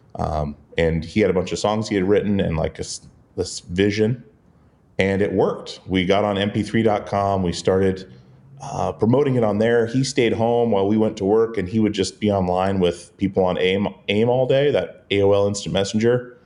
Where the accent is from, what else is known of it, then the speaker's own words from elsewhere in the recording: Alaska, United States; the little island we grew up on in Alaska